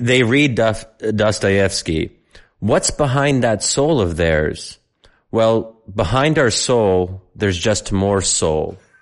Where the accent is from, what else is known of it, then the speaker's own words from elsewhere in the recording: United States; living life in America as an American